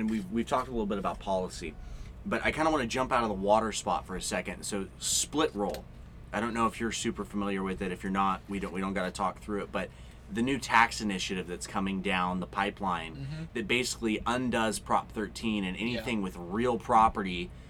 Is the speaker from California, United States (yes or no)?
yes; Chowchilla, California, United States; You know, I'm born and raised in Chowchilla. It's a white area.